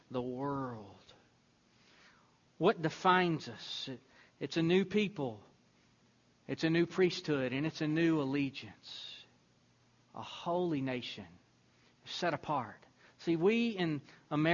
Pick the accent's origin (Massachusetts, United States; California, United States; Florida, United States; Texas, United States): Texas, United States; Deweyville; now in Temple, United States; I remember when I moved down from the area where I grew up near Deweyville, Texas, up to Temple, Texas.